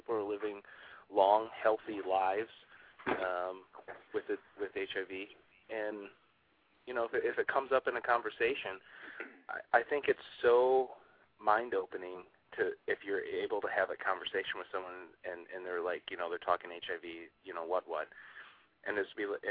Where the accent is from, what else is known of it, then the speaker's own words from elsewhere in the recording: Michigan, United States; moved away as an adult; also born or lived in Rhode Island; now in New York City, United States; I'm originally from Michigan